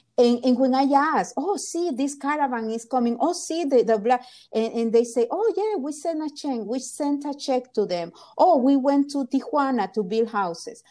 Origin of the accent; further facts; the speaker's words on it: Honduras; moved away; I'm from Honduras